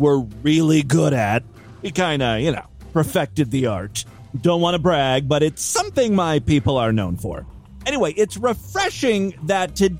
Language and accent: English; Ashtabula, Ohio, United States; my hometown of Ashtabula